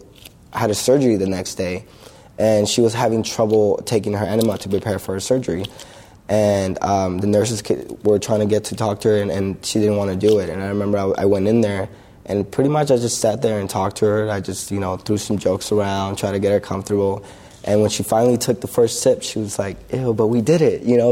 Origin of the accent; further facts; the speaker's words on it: Lima, Peru; moved away; I was born in Lima, Peru. As a young kid there